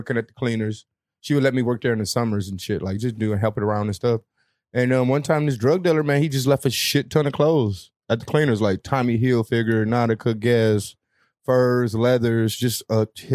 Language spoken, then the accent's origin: English; Detroit, Michigan, United States; Growing up in Detroit, or just in general, I had young parents, and I was the first child